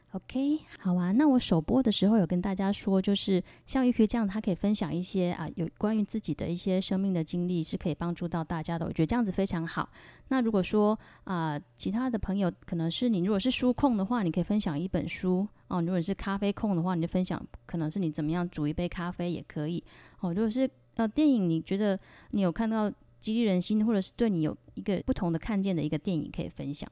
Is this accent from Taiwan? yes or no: yes; Taiwan; 我是来自台湾的